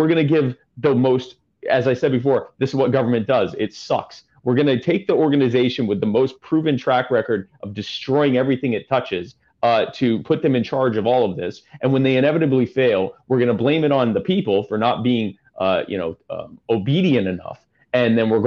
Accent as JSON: {"language": "English", "country": "Canada"}